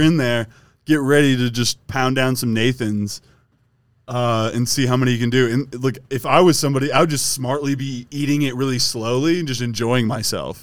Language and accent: English; Wisconsin, United States; we're both from Wisconsin